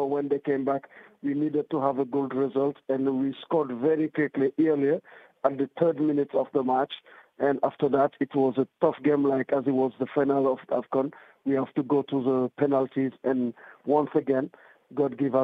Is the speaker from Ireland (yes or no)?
no; Senegal